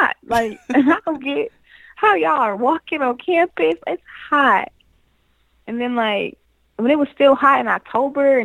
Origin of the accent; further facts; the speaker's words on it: Detroit, Michigan, United States; moved away as an adult; also born or lived in Florida; I'm from Detroit, so I came from Detroit thinking like I was from Detroit, acting like I was from Detroit